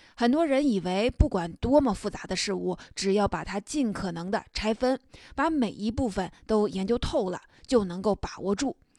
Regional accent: China; 我们中国人

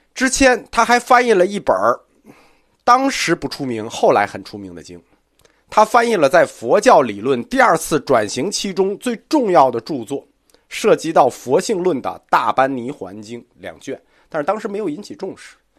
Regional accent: China; 我们中国人

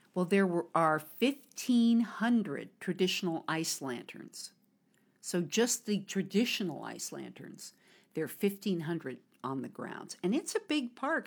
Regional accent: United States; now in China; from America

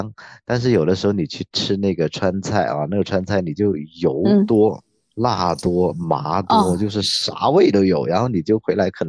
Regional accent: Guangzhou, Guangdong, China; 然后我是从广州出生的，所以我算是呃广州人。比较土著的吧，然后呢，我的父母也是在他读书的年代，或者是很小，我妈是五岁的时候从老家恩平过来的，

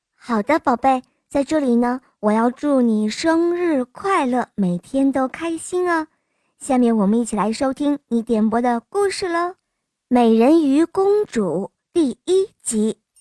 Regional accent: Hong Kong; 我今年五岁了，我来自香港

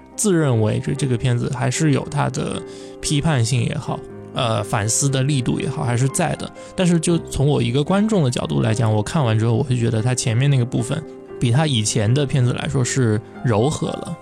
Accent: southern China, China; 我是南方人

